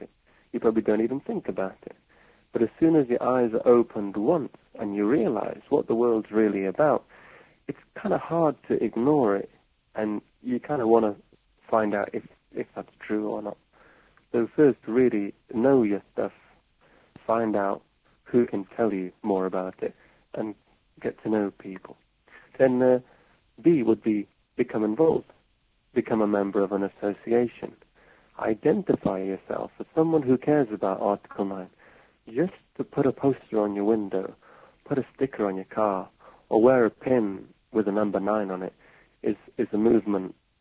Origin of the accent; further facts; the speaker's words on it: England, United Kingdom; moved away as an adult; now in Japan; Being English, being foreign in Japan